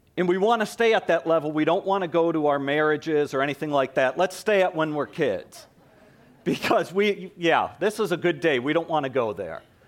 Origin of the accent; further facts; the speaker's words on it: East Coast, United States; moved away; I grew up on the East Coast, so it was a shock to me when I moved out here